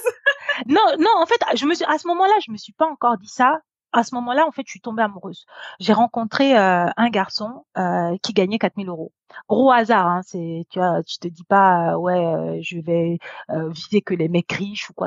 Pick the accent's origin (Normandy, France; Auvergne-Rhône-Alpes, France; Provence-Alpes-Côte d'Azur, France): Normandy, France; J'ai grandi en Normandie